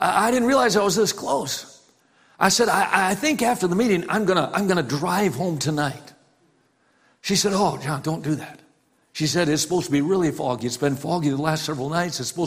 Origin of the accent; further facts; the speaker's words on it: Wisconsin, United States; growing up in Wisconsin, I went to all kinds of farm auctions with my dad